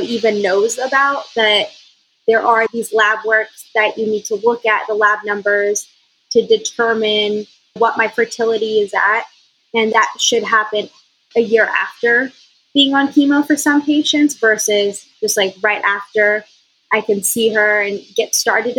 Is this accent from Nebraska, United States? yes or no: no; Austin, Texas, United States; I'm from Austin. So I had quite a bit of my high school and college friends already here